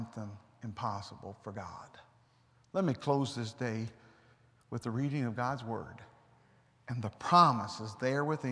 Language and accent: English; United States; I'm an American